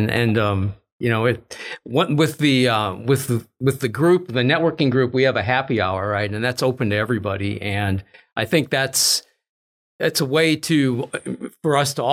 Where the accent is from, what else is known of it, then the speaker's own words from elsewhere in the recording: Minneapolis, Minnesota, United States; moved away as an adult; also born or lived in Texas; I grew up in Minnesota